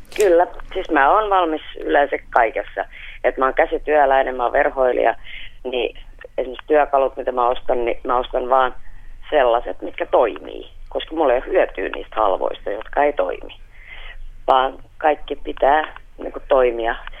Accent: Pori, Satakunta, Finland; mä oon Porista.

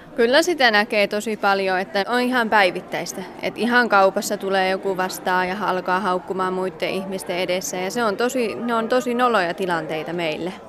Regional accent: Ylöjärvi, Pirkanmaa, Finland; now in Kajaani, Finland; Kajaanissa kanssa parisen vuotta asunut, että Ylöjärveltä kotosi.

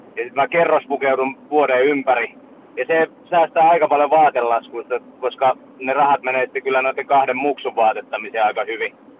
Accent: Vaasa area, Ostrobothnia, Finland; now in Turku, Finland; silloinhan me lähdettiin tota Vaasasta Uumajaa

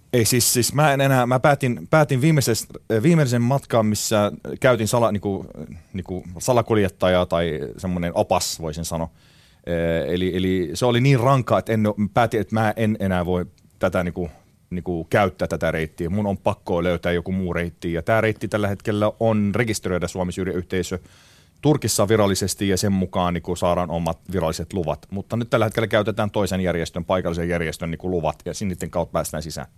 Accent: Aleppo, Aleppo Governorate, Syria; Finnish is a second language; now in Finland; minä tietysti Aleposta kotoisin

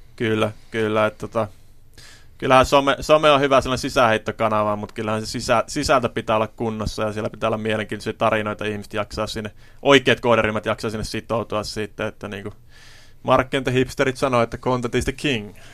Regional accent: Kuopio, North Savo, Finland; itse kun olin lapsi, niin meillä esimerkiksi Kuopiossa pyöri tällainen liikuntakerho

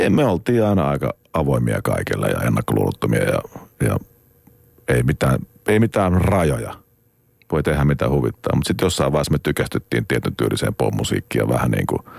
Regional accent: Joensuu, North Karelia, Finland; jos puhutaan Joensuusta, niin, niin mistä, mistä minä olen kotoisin

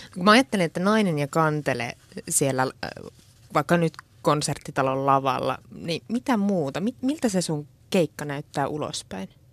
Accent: near Kaustinen, Central Ostrobothnia, Finland; mä oon kotoisin keski maalta mm, Kaustisen läheltä

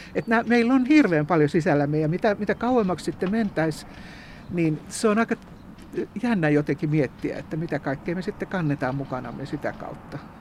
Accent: Kannus, Central Ostrobothnia, Finland; now in Turku, Finland; mistä mä olen kotoisin Kannuksessa

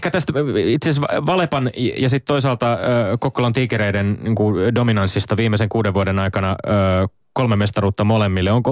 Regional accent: Vammala, Pirkanmaa, Finland; mä oon Vammalasta kotoisin

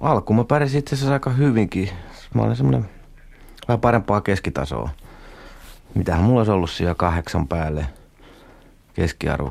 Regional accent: Kangasala, Pirkanmaa, Finland; also born or lived in Vahto, Turku area, Finland; mehän tultiin niinku Turusta, eli sieltä Vahdolta tänne

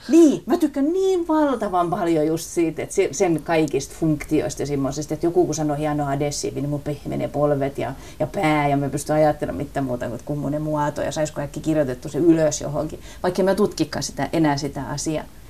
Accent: Southwest Finland, Finland; accent: southwestern dialect (lounaismurre); first language Finnish (southwestern dialect)

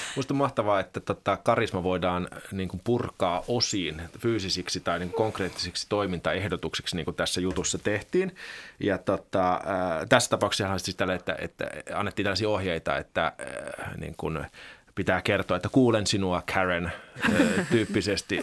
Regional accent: Finland; also born or lived in Belgium; me suomalaiset

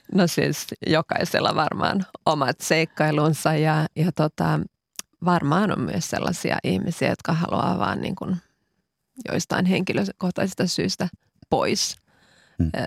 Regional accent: Finland; moved away as an adult; also born or lived in Cyprus; 19 vuotta asuin Kyproksella, josta palasin tosiaan kaksi vuotta sitten Suomeen

